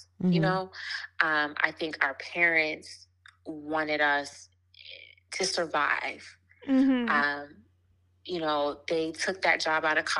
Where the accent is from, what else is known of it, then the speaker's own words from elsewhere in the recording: Washington, District of Columbia, United States; moved away as an adult; also born or lived in New York City; now in New York, United States; I'm originally from Washington, D.C., but currently live in New York with my family, my daughter, and my husband.